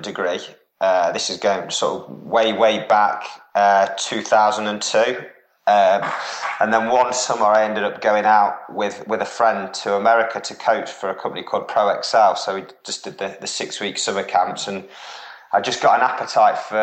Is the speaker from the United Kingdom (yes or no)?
yes; Derby, East Midlands, United Kingdom; moved away; also born or lived in Norwich; I'm from the Midlands originally, so I'm from Derby